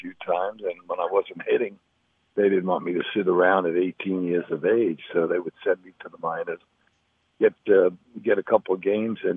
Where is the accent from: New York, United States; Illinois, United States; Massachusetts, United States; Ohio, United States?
New York, United States; New York City; I was brought up in the Bronx